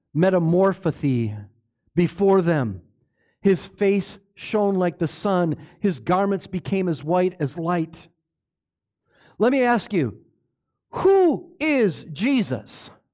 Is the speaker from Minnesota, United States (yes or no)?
yes; Minnesota, United States; I grew up in Minnesota, that's my, been my life